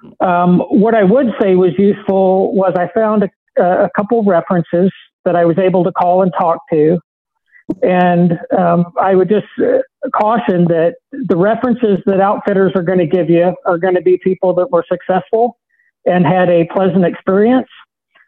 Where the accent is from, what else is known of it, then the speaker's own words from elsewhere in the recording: South Central Missouri, United States; growing up in South Central Missouri